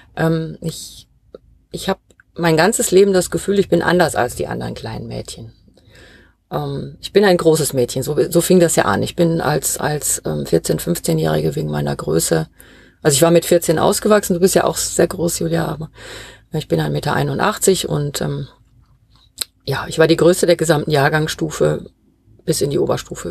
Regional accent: Ruhr area, North Rhine-Westphalia, Germany; now in Bavaria, Germany; ich komme ja ursprünglich aus dem Ruhrgebiet

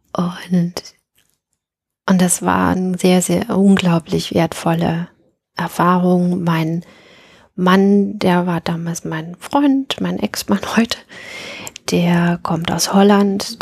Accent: Dresden, Saxony, Germany; In meinem Raum bin ich in Dresden aufgewachsen, in den 70ern, also 71

